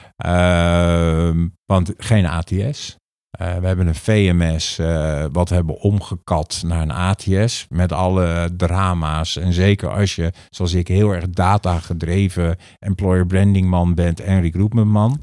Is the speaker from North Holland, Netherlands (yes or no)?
no; The Hague, South Holland, Netherlands; ik ben van origine Hagenees